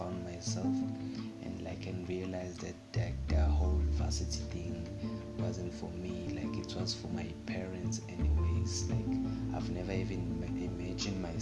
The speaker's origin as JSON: {"language": "English", "town": "Durban", "region": "KwaZulu-Natal", "country": "South Africa", "tie": "born or raised there", "said": "born and raised in Durban"}